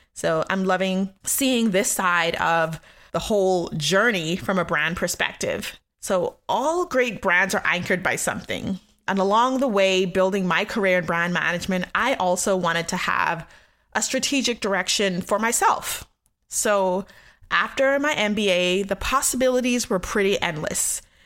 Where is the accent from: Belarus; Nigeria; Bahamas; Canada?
Bahamas; Nassau, New Providence; moved away; also born or lived in Richmond, Virginia / Baltimore, Maryland / Washington, D.C. / Austin, Texas; I'm from Nassau, Bahamas in the Caribbean, where I was born and raised